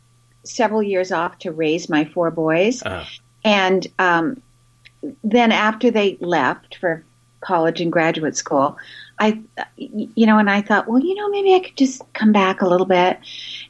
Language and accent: English; Vancouver, British Columbia, Canada; I grew up in Canada, in Vancouver.